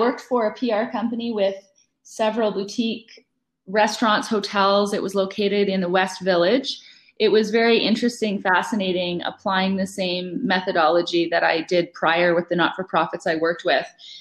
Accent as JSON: {"language": "English", "town": "Calgary", "region": "Alberta", "country": "Canada", "tie": "born or raised there", "said": "I was brought up in Calgary."}